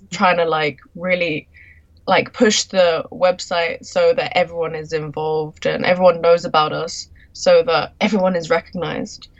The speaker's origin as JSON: {"language": "English", "region": "London", "country": "United Kingdom", "moved": "as an adult", "lives_now": "Tokyo, Japan", "said": "I'm a Londoner"}